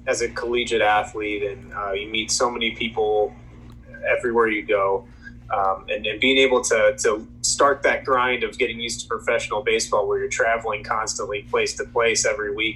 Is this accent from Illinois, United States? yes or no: yes; Chicago, Illinois, United States; I'm from Chicago. So growing up, everything Cubs was all it was for me